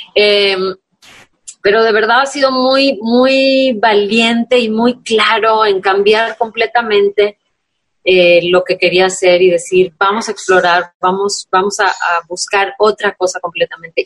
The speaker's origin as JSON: {"language": "Spanish", "region": "Tamaulipas", "country": "Mexico", "said": "soy, de Tamaulipas"}